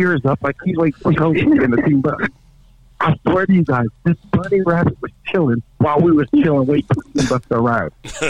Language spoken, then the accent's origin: English; California, United States; I'm a Californian, so cold weather like that is not our business, right?